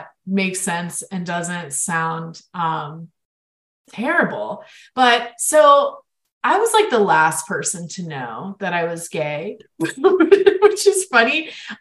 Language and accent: English; Florida, United States; my home state of Florida